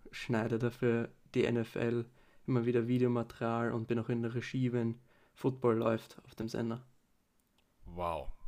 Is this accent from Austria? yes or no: yes; Vienna, Austria; Ähm, ich bin aus Wien